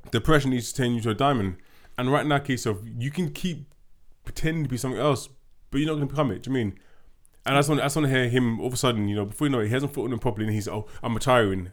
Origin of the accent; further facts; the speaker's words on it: London, United Kingdom; we're two Londoners